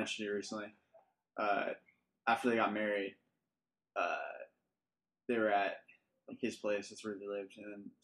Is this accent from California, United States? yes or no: yes; Huntington Beach, California, United States; moved away as an adult; also born or lived in Fountain Valley, California / Salt Lake City, Utah / Kansas City; I was born in Fountain Valley. We lived in Huntington. Yeah. Grew up on Normandy Lane.